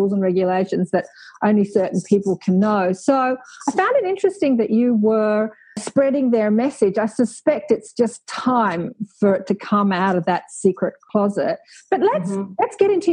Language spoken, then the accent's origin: English; Australia; I'm Australian, and to tell you the truth, I know very little about my very own Indigenous culture here on this great land. You know, I know very little. Like, I've grown up in Australia